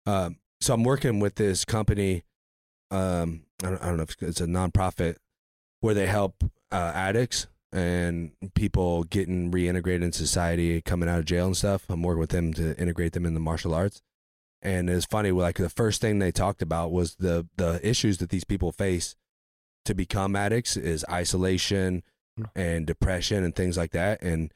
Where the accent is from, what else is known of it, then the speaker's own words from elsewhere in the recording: Bowersville, Ohio, United States; born there; No, I was born in Bowersville, Ohio.